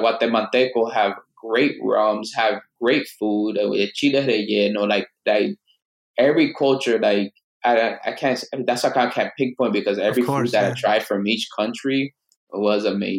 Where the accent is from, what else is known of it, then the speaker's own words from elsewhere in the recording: Dominican Republic; somebody that's Asian descent, that's Dominican, born and raised in Dominican Republic, with a cult, everything.